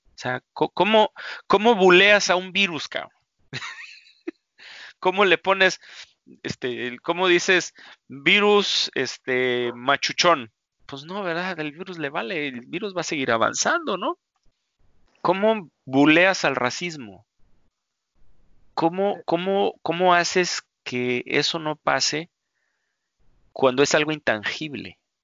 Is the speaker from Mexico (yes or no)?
yes; Mexico; nosotros como mexicanos